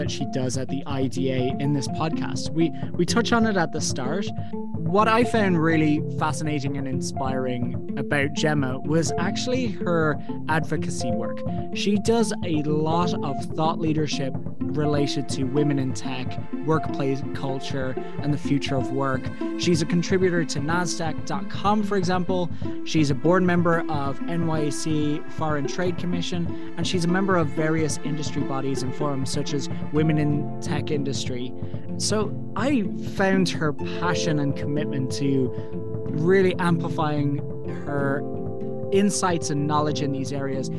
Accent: Ireland; as an Irish person

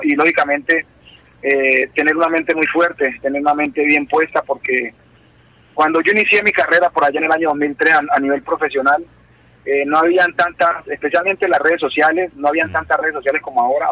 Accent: Tutunendo, Chocó, Colombia; moved away; mi pueblo es un pueblo pequeño, pueblo que es aproximadamente 5.000 habitantes

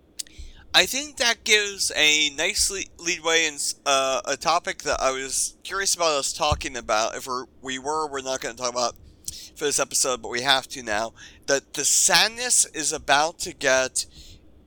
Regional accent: Pennsylvania, United States; I grew up in Pennsylvania.

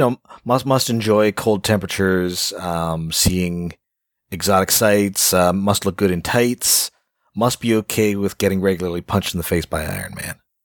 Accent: Canada; I'm Canadian

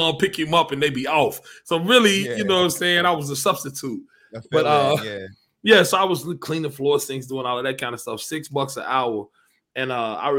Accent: Lexington, Kentucky, United States; I'm from Lex, man. Lexington, Kentucky

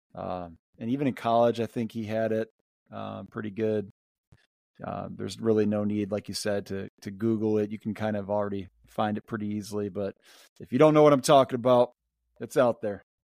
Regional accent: Michigan, United States; we're from Michigan

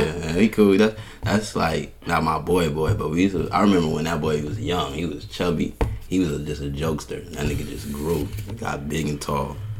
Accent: Union Township, New Jersey, United States; also born or lived in Brooklyn, New York; now in Jacksonville, United States; I'm originally, I'm from Brooklyn, New York. Okay. raised in Jersey

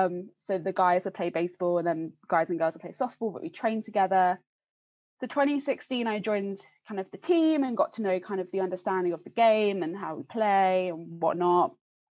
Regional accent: Hertfordshire, East of England, United Kingdom; moved away as an adult; also born or lived in Scotland; now in St Andrews, United Kingdom; I'm from Hertfordshire.

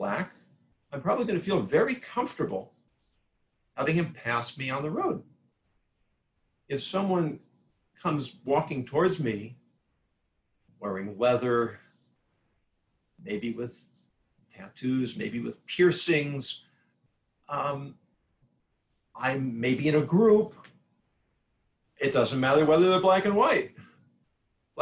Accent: Southern California, United States; I grew up in Southern California

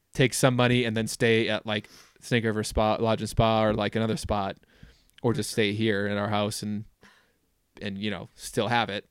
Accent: Minnesota, United States; moved away as an adult; now in Jackson, United States; I grew up in Minnesota

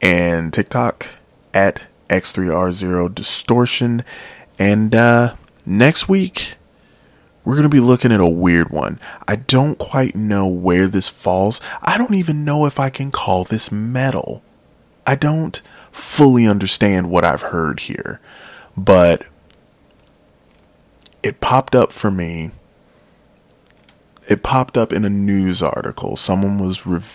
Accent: Chicago, Illinois, United States; I was born in Chicago

